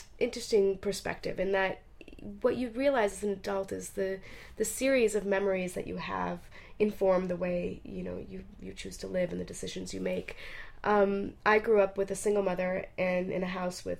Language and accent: English; border of Mexico and Arizona, United States; also born or lived in Italy; So I grew up on the border of Mexico and Arizona.